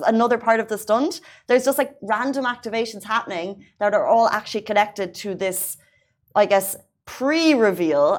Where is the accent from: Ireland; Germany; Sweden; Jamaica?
Ireland; now in United Arab Emirates; an Irish citizen who came to the UAE without a driving license